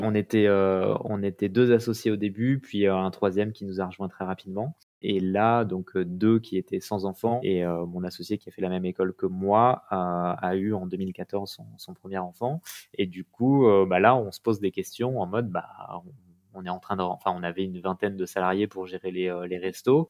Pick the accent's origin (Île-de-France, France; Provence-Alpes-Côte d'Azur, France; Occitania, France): Île-de-France, France; Paris; moved away as an adult; now in Ariège, France; Je suis né à Paris, vécu en banlieue parisienne et toujours travaillé à Paris, études à Paris parisien, effectivement